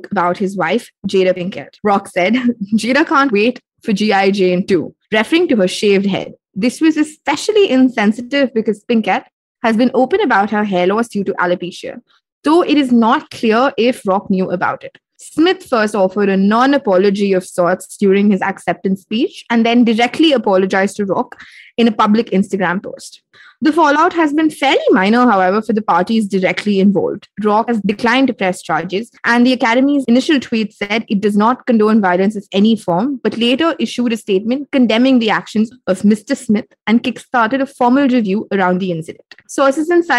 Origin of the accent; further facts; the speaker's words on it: India; we as Indian women